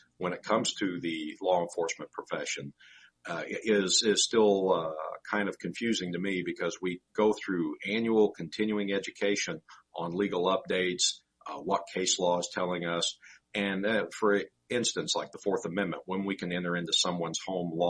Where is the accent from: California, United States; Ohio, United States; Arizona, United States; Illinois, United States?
Illinois, United States; Southern; I grew up in Southern Illinois, spent most of my life there